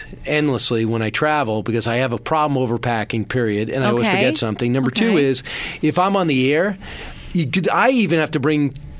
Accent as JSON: {"language": "English", "area": "Long Island", "region": "New York", "country": "United States", "tie": "born or raised there", "said": "I grew up on Long Island and I work in New York City and I've been here for 19 years."}